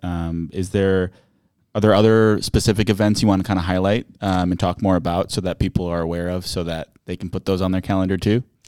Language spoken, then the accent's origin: English; Racine, Wisconsin, United States; I'm from Racine myself